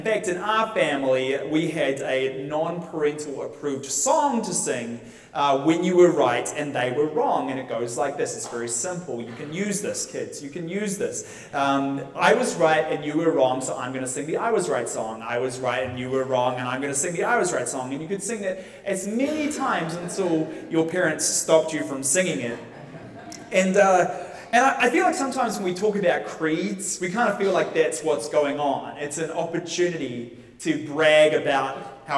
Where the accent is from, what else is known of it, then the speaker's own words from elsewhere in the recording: New Zealand; moved away as an adult; now in United States; if you think I talk funny, it's because I'm from New Zealand